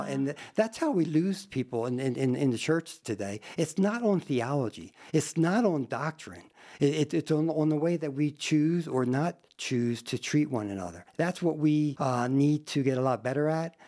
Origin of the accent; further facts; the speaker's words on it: New Jersey, United States; moved away as an adult; also born or lived in Trenton, New Jersey; now in Sturgis, United States; I came from South Jersey to South Dakota